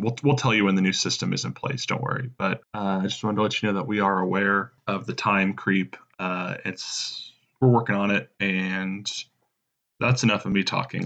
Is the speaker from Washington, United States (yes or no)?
no; Indiana, United States; Indiana where we're from